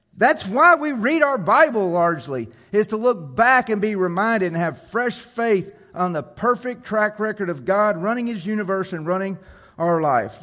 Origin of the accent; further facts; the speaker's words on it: Jonesboro, Arkansas, United States; I grew up in Jonesboro